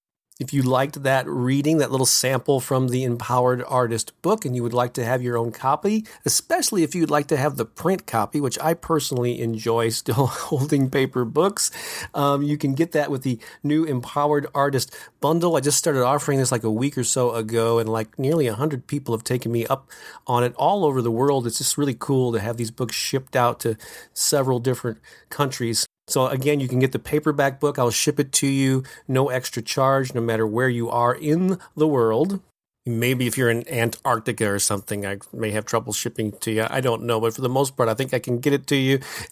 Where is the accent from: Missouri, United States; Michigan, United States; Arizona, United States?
Missouri, United States; St. Louis; This is an all-day event that I will be presenting in my hometown of St. Louis, Missouri on Saturday, November 14th.